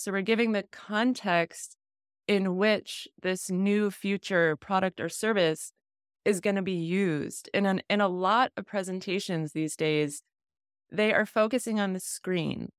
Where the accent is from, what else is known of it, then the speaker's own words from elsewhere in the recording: New England, United States; I grew up in New England